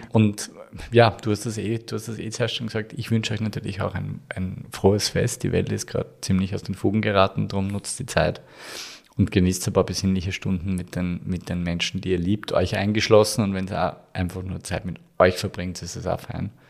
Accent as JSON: {"language": "German", "region": "Upper Austria", "country": "Austria", "said": "ich komme aus Oberösterreich, aus einem sehr gebirgigen, gebirgigen Bundesland"}